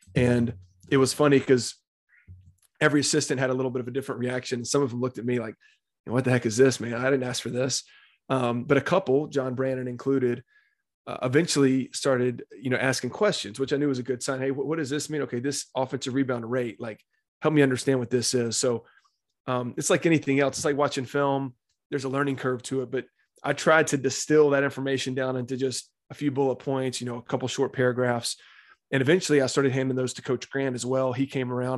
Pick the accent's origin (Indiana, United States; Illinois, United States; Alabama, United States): Alabama, United States; Birmingham; now in Tuscaloosa, United States; I grew up in Birmingham, Alabama, born and raised there.